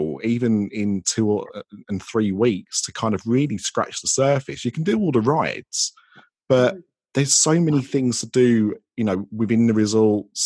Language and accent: English; United Kingdom; I'm British